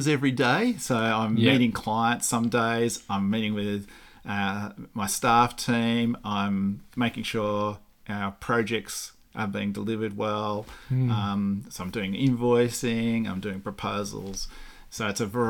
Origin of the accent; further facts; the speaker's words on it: Canberra, Australian Capital Territory, Australia; also born or lived in Forbes, New South Wales / Melbourne; I grew up in Belconnen, Higgins, the suburb of Higgins in Belconnen